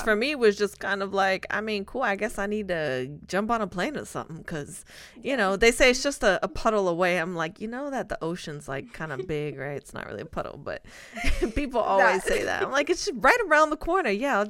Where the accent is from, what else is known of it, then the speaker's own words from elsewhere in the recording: Spain; I'm from Spain.